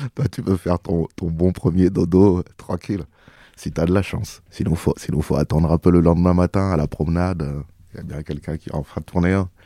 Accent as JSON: {"language": "French", "town": "Ozoir-la-Ferrière", "region": "Île-de-France", "country": "France", "tie": "born or raised there", "said": "je viens d'Ozoir-la-Ferrière où j'ai grandi en Île-de-France"}